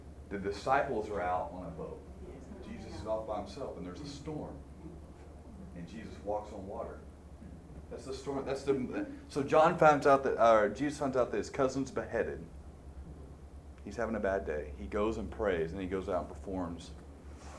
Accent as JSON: {"language": "English", "region": "Arkansas", "country": "United States", "tie": "born or raised there", "said": "I grew up in Arkansas"}